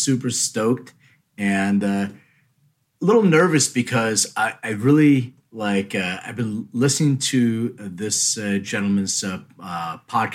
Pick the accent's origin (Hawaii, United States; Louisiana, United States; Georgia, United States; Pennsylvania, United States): Pennsylvania, United States; Philadelphia; now in Los Angeles, United States; I'm originally from Philly